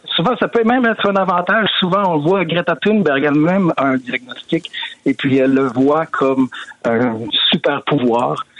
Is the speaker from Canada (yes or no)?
yes; Quebec, Canada; moved away as an adult; now in Sweden; ça fait 20 ans que je suis parti du Québec